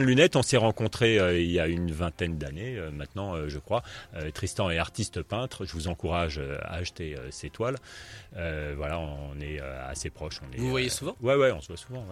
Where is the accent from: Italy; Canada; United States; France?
France; Paris, Île-de-France; je suis parisien